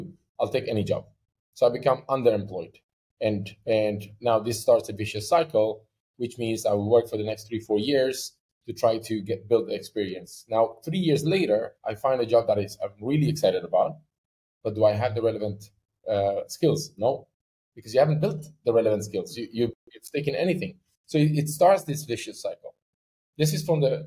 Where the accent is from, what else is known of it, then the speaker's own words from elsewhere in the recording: Sweden; now in United Arab Emirates; I'm from Sweden. So, you know, in Sweden, there's one curriculum